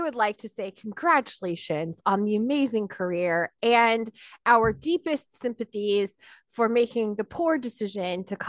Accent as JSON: {"language": "English", "town": "Shamokin", "region": "Pennsylvania", "country": "United States", "tie": "born or raised there", "also_born_or_lived": "Chambersburg, Pennsylvania", "said": "I grew up, I don't know if you know about Shmokin, Pennsylvania where I was born. It's basically like the coal capital of Pennsylvania. Oh. And then my parents moved to Franklin County. So we were in Chambersburg, Gettysburg, right. From 87 forward."}